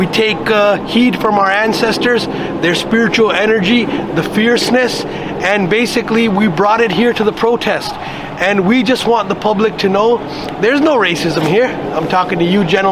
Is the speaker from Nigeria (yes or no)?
no; Toronto, Ontario, Canada; I'm from Toronto.